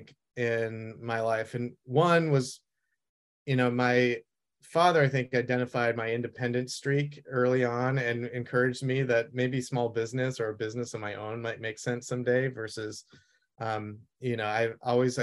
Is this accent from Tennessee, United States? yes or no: no; Vermont, United States; moved away as an adult; also born or lived in Italy / Boston; growing up in Vermont, I really had a hard time being in the city